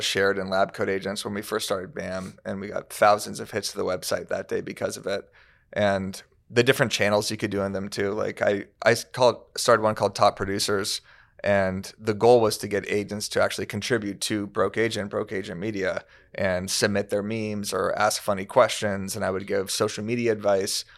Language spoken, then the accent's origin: English; Tucson, Arizona, United States; now in Los Angeles, United States; I'm from Tucson, Arizona